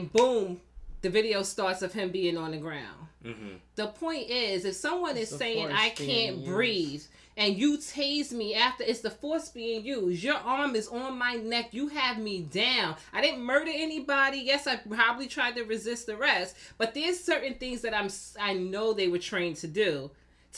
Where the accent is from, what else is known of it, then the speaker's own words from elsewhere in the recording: New York City, New York, United States; Born and raised in Brooklyn